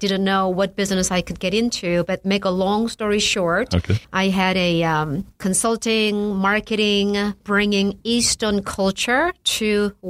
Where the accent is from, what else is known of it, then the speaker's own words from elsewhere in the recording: South Korea; moved away as an adult; I came here from Korea.